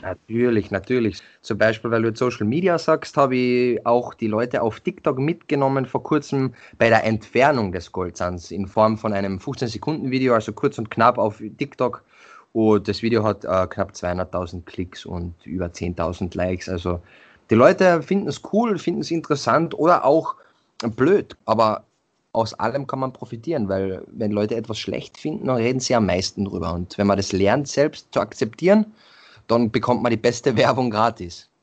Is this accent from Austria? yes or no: yes; Carinthia, Austria; bei uns in Kärnten